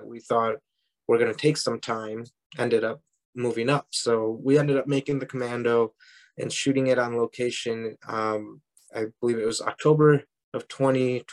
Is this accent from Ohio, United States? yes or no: yes; Parma Heights, Ohio, United States; moved away; I grew up in Parma Heights, you know, about 20 minutes down south of Cleveland.